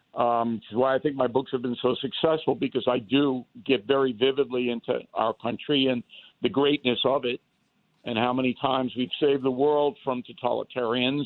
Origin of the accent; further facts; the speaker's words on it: United States; as an American